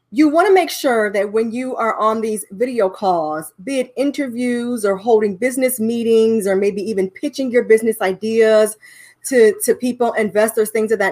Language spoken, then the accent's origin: English; Cleveland, Ohio, United States; now in Dallas, United States; We've been here for about 10 to 11 years. We've been enjoying our time here in Dallas, Texas. We are from Cleveland, Ohio.